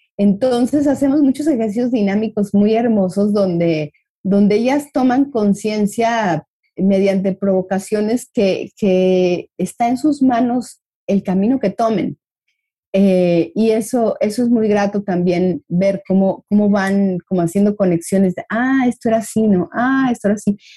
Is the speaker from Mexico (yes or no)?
yes; Mexico; como mexicanos veo ahí una tendencia